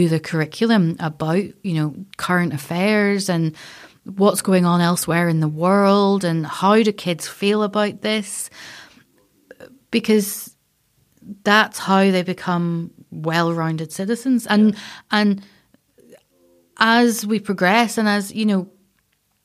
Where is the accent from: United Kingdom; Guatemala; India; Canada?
United Kingdom; Castlerock, Northern Ireland; so I'm from Castle Rock. So we would be at the beach every couple of days, and I'd be poking about in rock pools